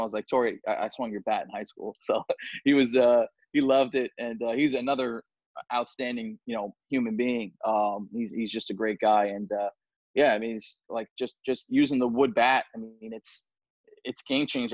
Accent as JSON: {"language": "English", "town": "New York City", "region": "New York", "country": "United States", "tie": "born or raised there", "said": "I'm very proud, proudly, you know, from Staten Island. Um, you know, proudly say that that's my hometown"}